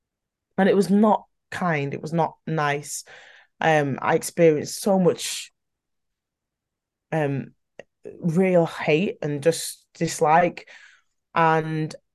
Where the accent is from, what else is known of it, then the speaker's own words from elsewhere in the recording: Manchester, North West England, United Kingdom; I am really from Manchester